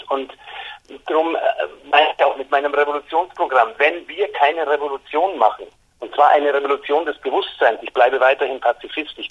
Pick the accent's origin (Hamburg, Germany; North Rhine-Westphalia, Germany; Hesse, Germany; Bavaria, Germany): Bavaria, Germany; weil ich meine, als Bayer äh, äh, bin ich natürlich dem, dem guten Ludwig schon sehr zugewandt.